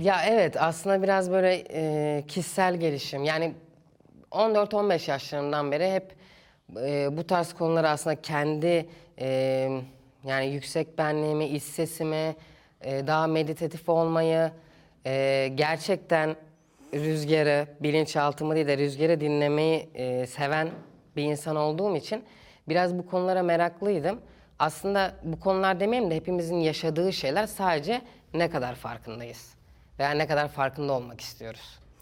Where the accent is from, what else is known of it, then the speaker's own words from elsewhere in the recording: Istanbul, Turkey; İstanbul'da büyüdüm.